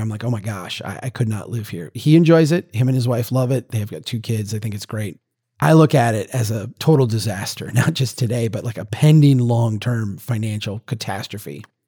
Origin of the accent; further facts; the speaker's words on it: central Minnesota, United States; my hometown back in eighteen seventy